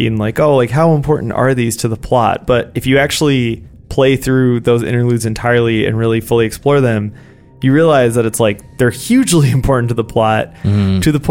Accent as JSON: {"language": "English", "town": "Cincinnati", "region": "Ohio", "country": "United States", "tie": "born or raised there", "said": "I grew up in Cincinnati, which is about 15 minutes from Kentucky"}